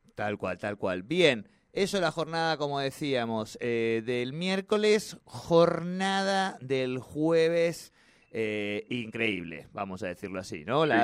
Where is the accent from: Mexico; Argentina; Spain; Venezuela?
Argentina; todos los argentinos